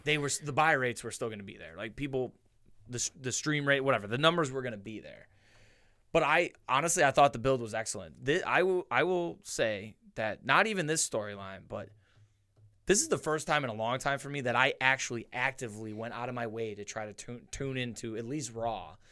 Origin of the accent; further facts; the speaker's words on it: Niagara Falls, New York, United States; our house on Weston Avenue in the falls, right off of, right off of High